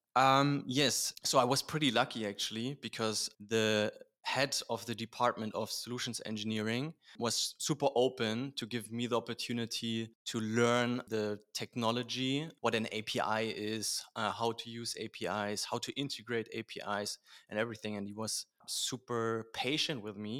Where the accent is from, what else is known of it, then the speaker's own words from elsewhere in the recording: Berlin, Germany; born and raised in Berlin.